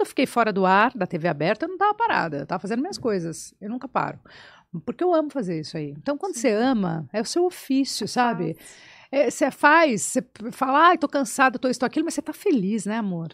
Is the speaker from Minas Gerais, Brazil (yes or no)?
no; São Paulo, Brazil; eu nasci na Lapa, tá. em São Paulo